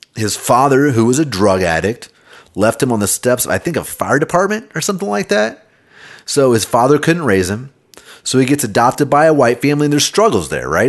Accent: Kansas City, United States; I grew up in Kansas City

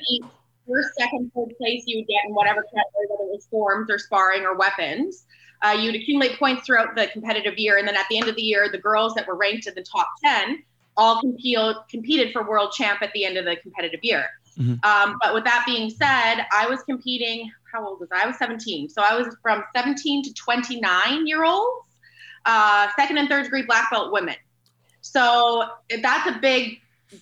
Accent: Vancouver, British Columbia, Canada; I was born and raised in Vancouver, Canada. I've never lived anywhere else

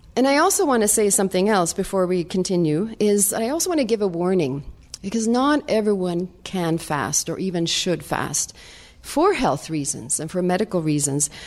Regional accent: Sweden; moved away; I'm from Sweden

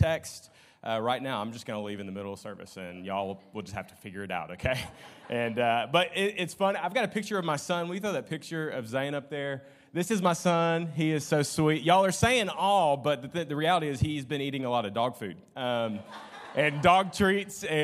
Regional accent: Jacksonville, Arkansas, United States; my hometown is Jacksonville, Arkansas, just right down the street

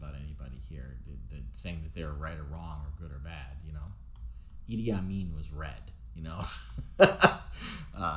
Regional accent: United States; I'm not British, I'm American

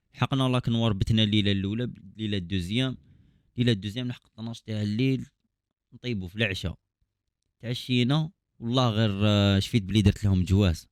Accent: Algeria; عندنا في الجزائر

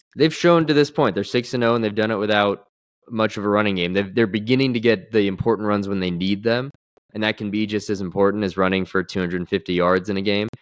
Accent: New York, United States; as a New Yorker

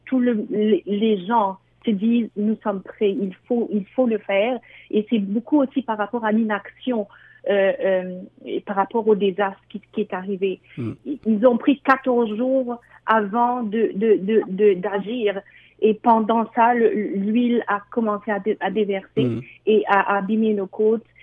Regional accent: Mauritius; moved away as an adult; now in Ontario, Canada; je suis mauricienne. Je viens de l'île Maurice et ça fait euh, à peu près huit ans que je vis au Canada

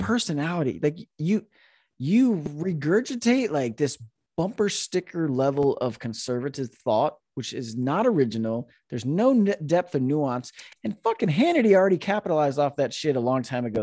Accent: Florida, United States; moved away as an adult; also born or lived in Roseville, California; now in Northern California, United States; I grew up in Florida

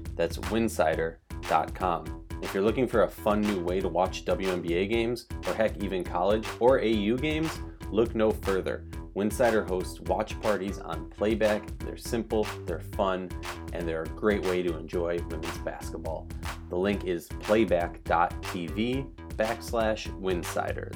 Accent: Minnesota, United States; I'm from Minnesota

